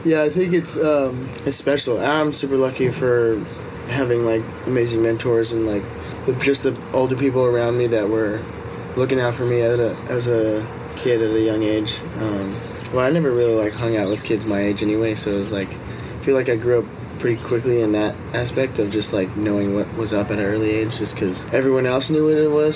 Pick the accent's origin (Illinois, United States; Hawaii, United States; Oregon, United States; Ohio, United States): Hawaii, United States; growing up in Hawaii is kind of the best thing you could ever